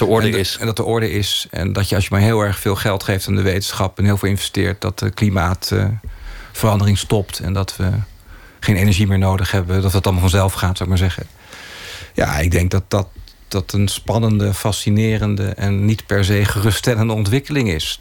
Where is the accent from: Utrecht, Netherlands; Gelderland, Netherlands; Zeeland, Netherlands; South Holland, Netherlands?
South Holland, Netherlands; Oegstgeest; ik ben opgegroeid in Oesgeest